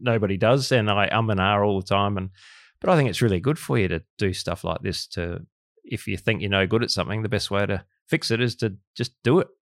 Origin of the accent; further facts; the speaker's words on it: Australia; Australian of the Year